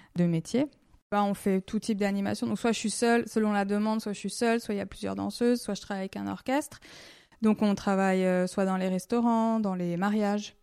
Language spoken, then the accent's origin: French; Lyon, Auvergne-Rhône-Alpes, France; moved away as an adult; now in Switzerland; je viens de Lyon